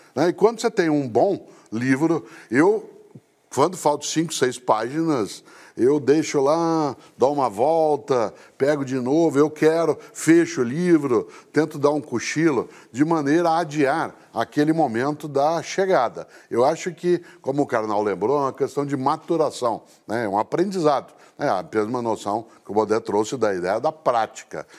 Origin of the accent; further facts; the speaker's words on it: Londrina, Paraná, Brazil; em Londrina, né, que é a cidade onde nasci